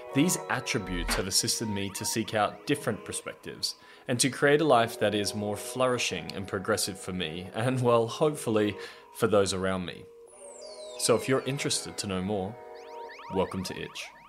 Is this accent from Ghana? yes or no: no; Australia; I'm thirty-two years old and I'm from Australia